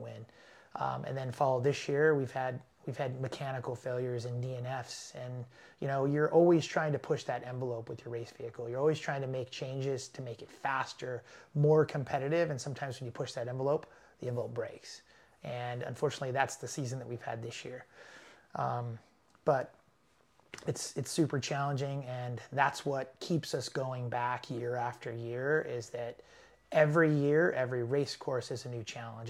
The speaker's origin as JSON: {"language": "English", "town": "Los Angeles", "region": "California", "country": "United States", "said": "I'm from Los Angeles"}